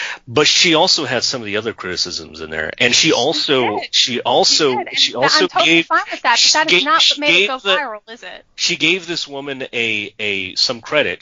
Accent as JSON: {"language": "English", "country": "United States", "tie": "born or raised there", "said": "We're all American. We were raised here"}